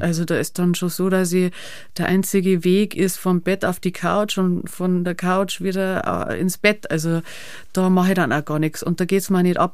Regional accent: Schneibsteinhaus, Bavaria, Germany; Ich bin da aufgewachsen

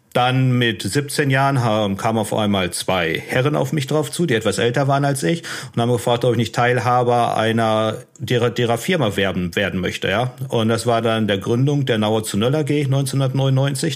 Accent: Unna, North Rhine-Westphalia, Germany; moved away as an adult; also born or lived in Dortmund / Sydney / Shanghai; ich bin in Dortmund geboren im Jahr 82 und ähm, relativ früh ist mein Vater gestorben. Ich habe noch zwei Geschwister. Äh, Melina und Maximilian. Und ähm, ich bin in Unna dann groß geworden

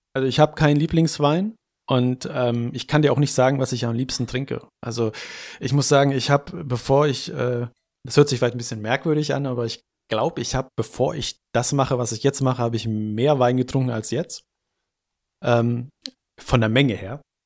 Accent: Hanover, Lower Saxony, Germany; ich bin Hannoveraner

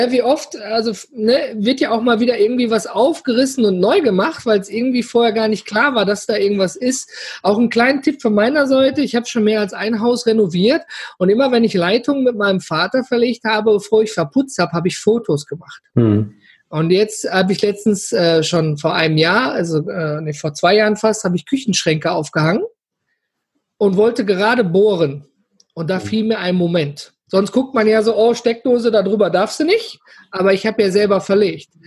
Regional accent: Duisburg, North Rhine-Westphalia, Germany; Ich komme aus dem schönen Ruhrpott, ja, aus gebürtig aus Duisburg.

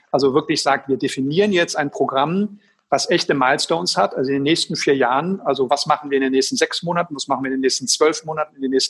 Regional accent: Schwerte, North Rhine-Westphalia, Germany; in Essen und in Schwerte, meine Heimatstadt

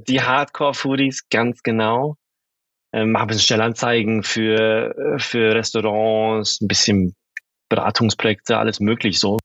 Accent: Germany; moved away as an adult; also born or lived in Sweden; now in Berlin, Germany; ich bin äh, ein gebürtiger Schwede, bin in Deutschland aufgewachsen

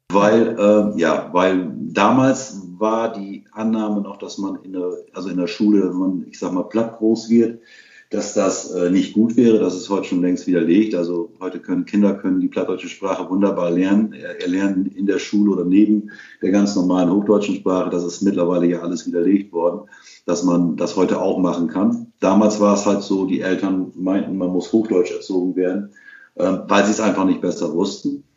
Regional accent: Rhauderfehn, Lower Saxony, Germany; first language Low German; also born or lived in Saterland; steht in meinem Ausfall auf Westroderfehn und somit bin ich gebürtiger Ostfriese

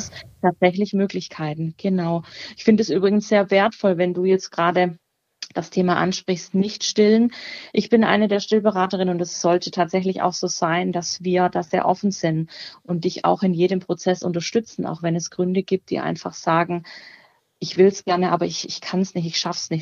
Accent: near Baden-Württemberg, Germany; moved away as an adult; now in Cologne, Germany; Ich komme ursprünglich tatsächlich auch aus der Nähe von Baden-Württemberg

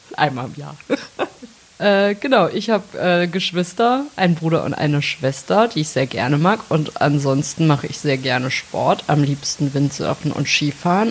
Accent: Melsungen, Hesse, Germany; ich komme aus äh, Nordhessen, aus Melsung, absolute Lokalpatriotin.

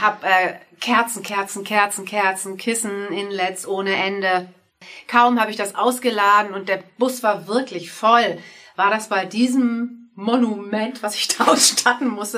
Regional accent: Würzburg, Bavaria, Germany; also born or lived in Munich / Hamburg; now in Mainz, Germany; Meine alte Heimat ist Würzburg. Ich bin gebürtige Würzburgerin.

